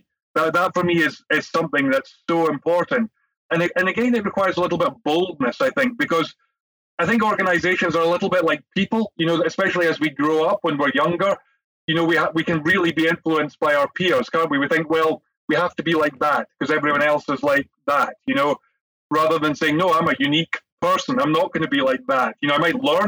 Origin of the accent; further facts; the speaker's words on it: Scotland, United Kingdom; Jerry being Scottish and me too